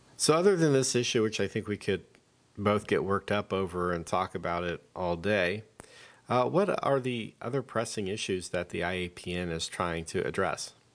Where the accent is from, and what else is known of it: United States